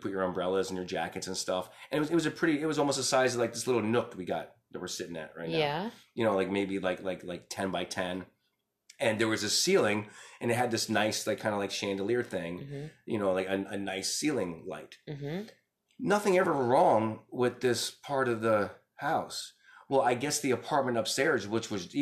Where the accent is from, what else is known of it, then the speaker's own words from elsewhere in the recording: New York City, New York, United States; I was born in the Bronx, and then when I was about 7, we moved to Brooklyn.